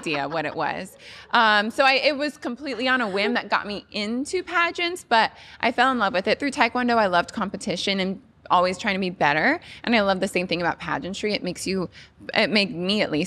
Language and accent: English; Nevada, United States; I was the first Miss Nevada to become Miss USA